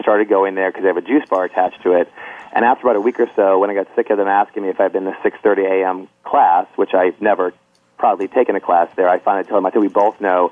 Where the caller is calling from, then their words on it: Boston, Massachusetts, United States; I'm calling from Boston, Massachusetts right now